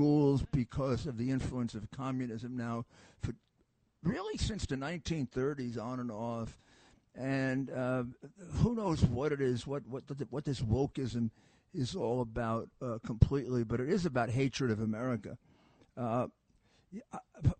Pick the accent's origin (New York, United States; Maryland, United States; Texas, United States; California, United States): New York, United States; New York City; I was from Brooklyn, too